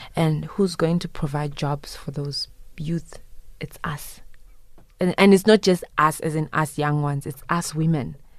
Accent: Zimbabwe; moved away; I am originally from Zimbabwe, but I proudly pay tax in this country

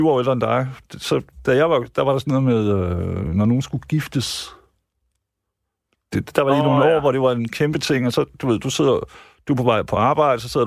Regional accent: Jutland, Denmark; Der har vi som jyder måske nok fejlet lidt, ikke?

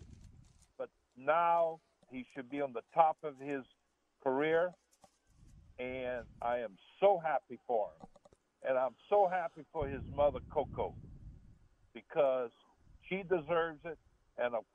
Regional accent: Cut Off, Louisiana, United States; I'm from Cutoff, Louisiana

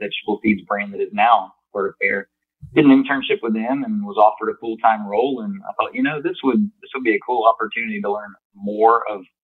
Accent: Plant City, Florida, United States; growing up on my family's farm in Plant City, Florida. I grew up in strawberry and mixed vegetable production

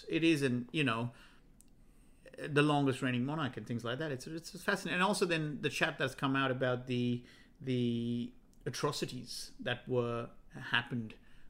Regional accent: Sri Lanka; moved away; Maybe growing up in Sri Lanka, there was a lot more.

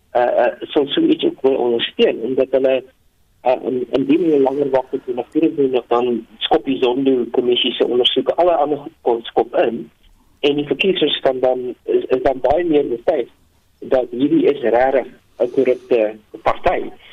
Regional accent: South Africa; ons as Afrikaners

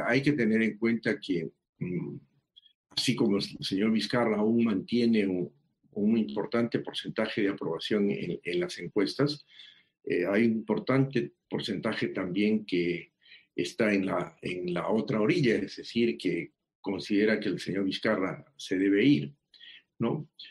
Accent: Peru

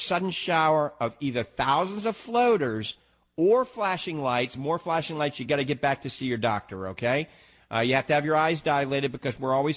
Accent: New Orleans, Louisiana, United States; now in Tampa Bay, United States; I'm from New Orleans

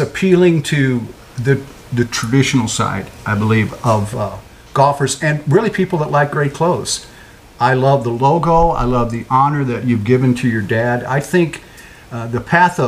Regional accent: St. Louis, Missouri, United States; As a young kid growing up in St. Louis, following the Cardinals

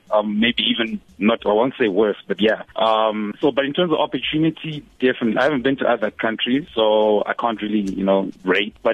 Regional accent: Johannesburg, Gauteng, South Africa; also born or lived in Zimbabwe; yeah well i think my experience because i grew up in in Joburg the north of Joburg

